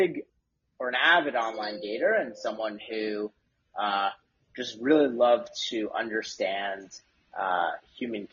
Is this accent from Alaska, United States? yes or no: no; Westchester, New York, United States; also born or lived in Syracuse, New York; I grew up in Westchester, New York